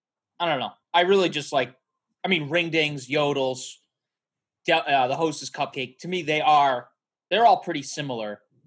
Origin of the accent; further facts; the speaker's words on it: New England, United States; growing up in New England